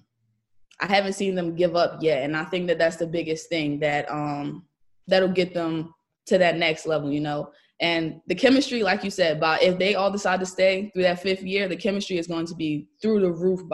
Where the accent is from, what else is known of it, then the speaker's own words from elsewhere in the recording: Pennsylvania, United States; I'm from Pennsylvania. We were on the same AAU team growing up.